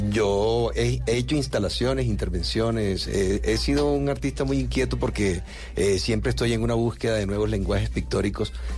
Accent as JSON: {"language": "Spanish", "region": "southern Bolívar", "country": "Colombia", "said": "el sur de Bolívar, de donde yo vengo"}